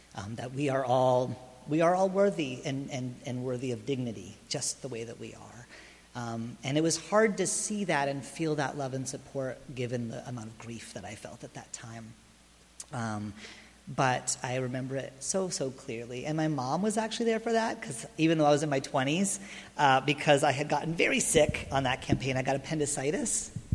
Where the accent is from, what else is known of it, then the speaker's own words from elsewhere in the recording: Lancaster, California, United States; moved away as an adult; also born or lived in New York City; I was raised in Lancaster